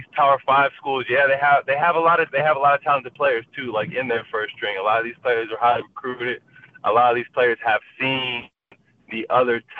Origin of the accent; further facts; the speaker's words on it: Washington, United States; my home state